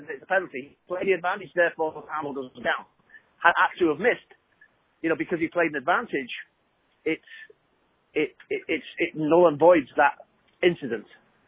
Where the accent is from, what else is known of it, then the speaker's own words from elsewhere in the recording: Liverpool, North West England, United Kingdom; I'm from Liverpool